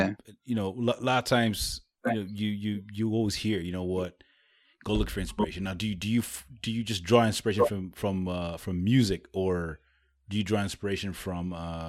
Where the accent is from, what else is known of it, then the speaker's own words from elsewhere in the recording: Rwanda; also born or lived in East Africa; I'm from the center part of Africa. I'm from Rwanda, but you know, grew up in East Africa as well.